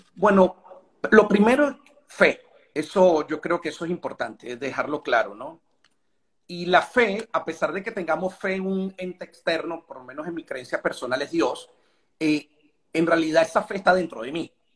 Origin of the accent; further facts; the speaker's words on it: Venezuela; nosotros como venezolanos